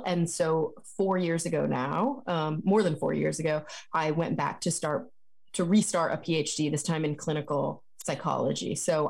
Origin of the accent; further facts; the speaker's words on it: Texas, United States; now in California, United States; But I grew up in Texas.